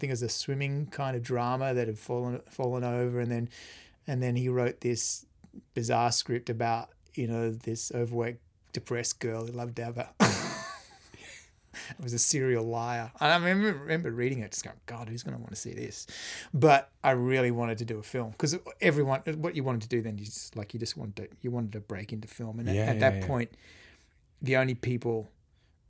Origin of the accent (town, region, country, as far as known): Australia; also born or lived in London